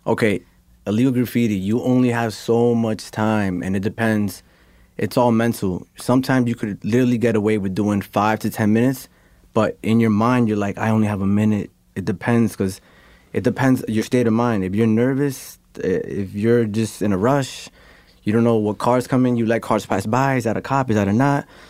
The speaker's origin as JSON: {"language": "English", "region": "New York", "country": "United States", "said": "I'm from New York"}